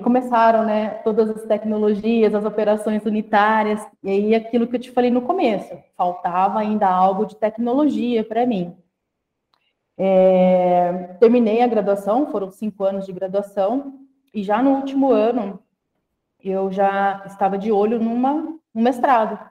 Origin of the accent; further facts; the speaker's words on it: Guararapes, São Paulo, Brazil; moved away; Eu sou uma pessoa que vim do interior do estado de São Paulo, de uma cidadezinha chamada Guararapes, uma cidade que tem pouco mais de 30 mil habitantes